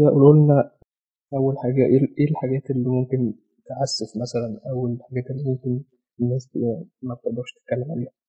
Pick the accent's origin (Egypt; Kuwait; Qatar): Egypt; التابوهات عندنا في مصر